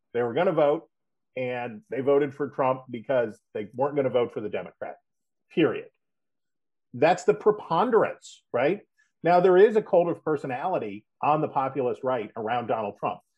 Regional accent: West Virginia, United States; moved away; I'm from West Virginia

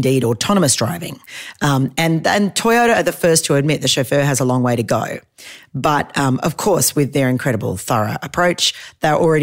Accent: Australia; I'm an Australian

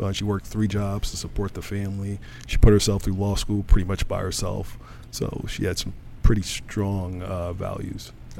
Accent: Kalamazoo, Michigan, United States; born or raised there

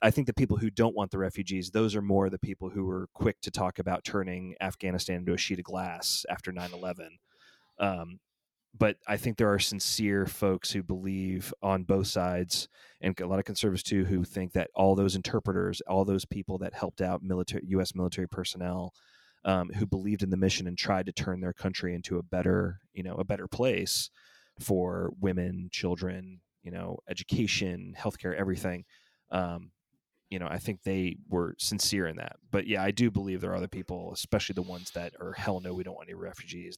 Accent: Georgia, United States; my home state of Georgia

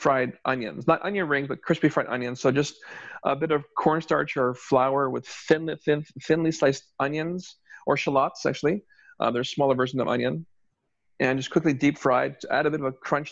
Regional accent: Toronto, Ontario, Canada; we're from Toronto

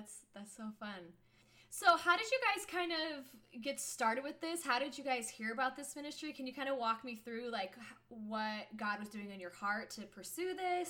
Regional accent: Dayton, Ohio, United States; I grew up in Dayton, which is very near to the Air Force base there. It's a very, very large Air Force base.

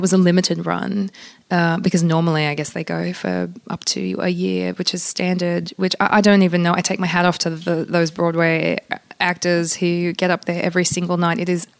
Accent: Australia; first language pl; English is a second language; childhood was sort of both Polish and Australian, because we speak Polish at home, and I technically it was my first language growing up. So, you know, I grew up very much within a Polish culture.

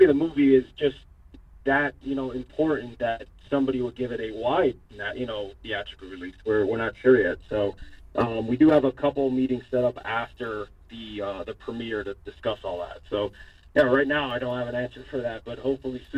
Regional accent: Hialeah, Florida, United States; I was born and raised in Hialeah

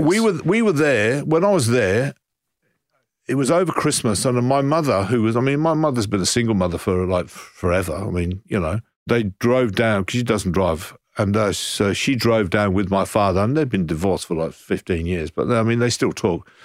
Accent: Coventry, West Midlands, United Kingdom; moved away as an adult; now in Brighton, Australia; I'm from Coventry and I'm, I'm now living in Brighton

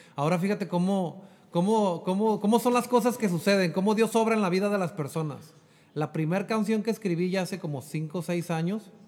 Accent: Jalisco, Mexico; moved away as an adult; also born or lived in Chula Vista, California; now in United States; Yo soy nacido aquí en Chulavista, pero yo me crié en Jalisco

